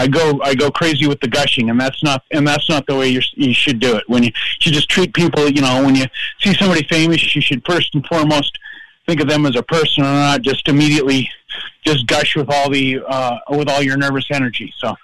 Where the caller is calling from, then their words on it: Minneapolis, Minnesota, United States; Oh, Minneapolis.